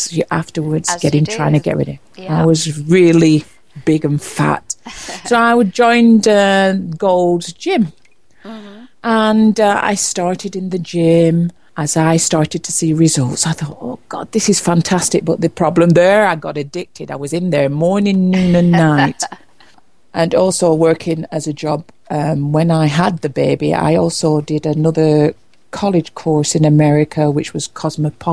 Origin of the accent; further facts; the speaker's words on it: Preston, North West England, United Kingdom; moved away as an adult; also born or lived in London; I was born in Preston, Lancashire, England. As from 18, I moved away from home